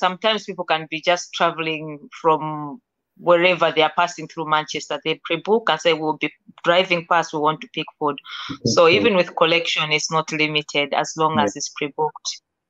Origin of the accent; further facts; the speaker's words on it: Malawi; to be able to travel back to my home country, Malawi, and also teach the same